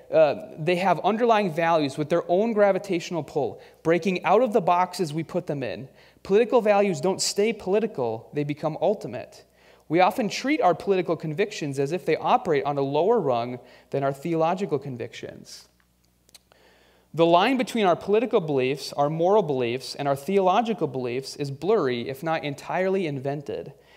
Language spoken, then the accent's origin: English; United States; our love of being an American